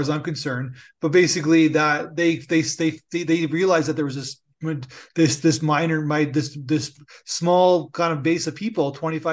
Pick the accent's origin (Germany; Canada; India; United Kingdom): Canada; I'm Canadian